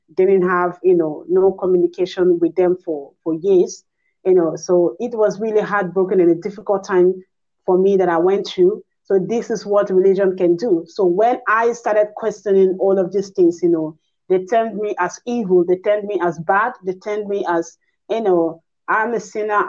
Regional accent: Nigeria; I'm a Nigerian

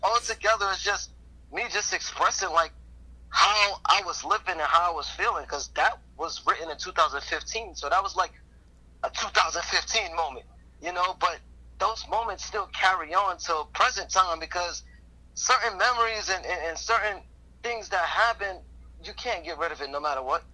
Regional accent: New York City, New York, United States; I'm from Brooklyn, and, and Brooklyn is tough

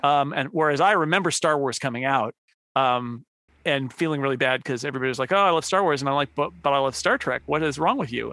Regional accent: Northern California, United States; California definitely California native, but um not the kind that you'd expect. Um, and so even though I was from Northern California

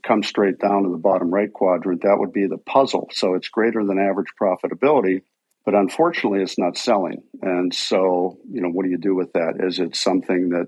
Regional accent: Pittsburgh, Pennsylvania, United States; moved away as an adult; also born or lived in Chicago / Minneapolis-St. Paul; I was born and raised out in Pittsburgh, Pennsylvania

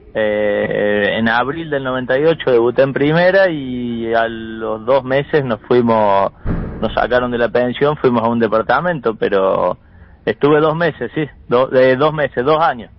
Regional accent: interior of Córdoba, Argentina; also born or lived in Santa Fe; yo, de acá del interior de Córdoba

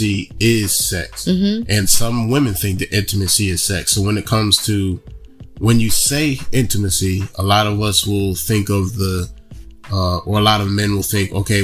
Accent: Kalamazoo, Michigan, United States; now in Charlotte, United States; I grew up in Kalamazoo

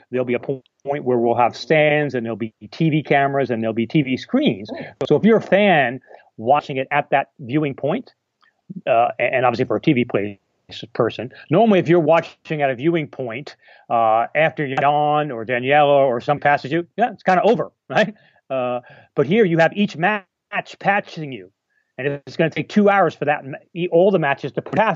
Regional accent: United States; now in England, United Kingdom; I'm American. No. I'm American by birth. I'm married to a Canadian, and I live in England

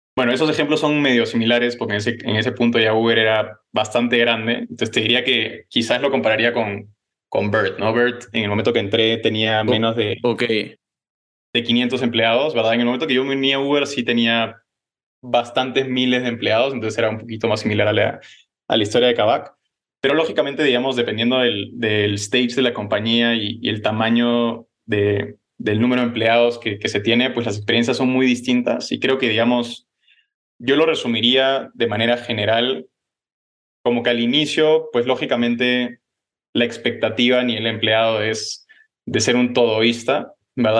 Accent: Peru; also born or lived in Los Angeles, United States / Netherlands; Yo nací en Los Ángeles, pero me crié en, en Perú, ¿verdad? ahí estudié en Lima

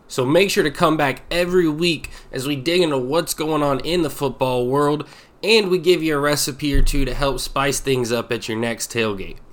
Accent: the South, United States; Growing up in the South

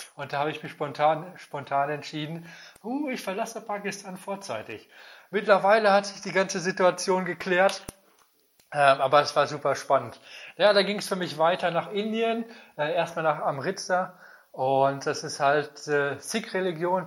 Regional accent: Germany; als Deutscher

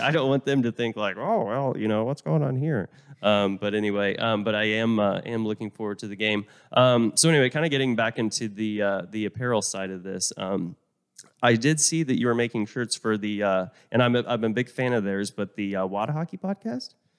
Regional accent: Oklahoma, United States; also born or lived in Vermont; now in Texas, United States; I moved down here from Vermont. I mean, I, I grew up in Oklahoma, but moved down here

